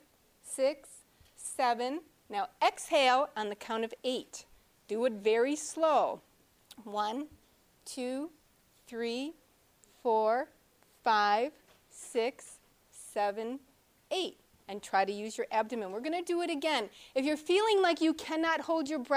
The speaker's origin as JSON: {"language": "English", "region": "New York", "country": "United States", "said": "I'm from New York State."}